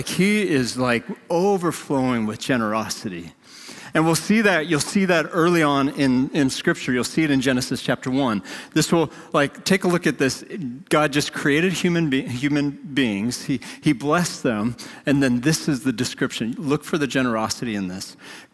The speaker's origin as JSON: {"language": "English", "region": "North Dakota", "country": "United States", "tie": "born or raised there", "moved": "yes", "said": "I grew up in North Dakota"}